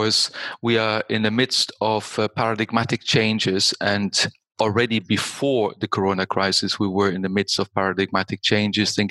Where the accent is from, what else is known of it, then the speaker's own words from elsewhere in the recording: Germany; moved away as an adult; also born or lived in United States / United Kingdom; now in Austria; I started my career in Germany because I was born in Germany